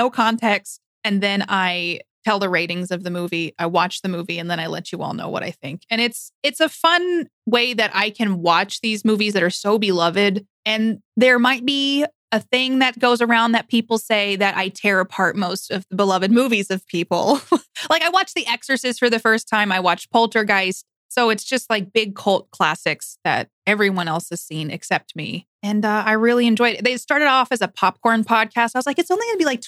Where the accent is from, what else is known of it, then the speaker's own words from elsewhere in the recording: New York, United States; I'm from New York